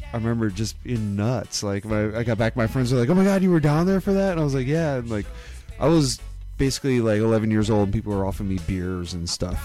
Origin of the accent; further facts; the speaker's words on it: Wisconsin, United States; when I was born in Wisconsin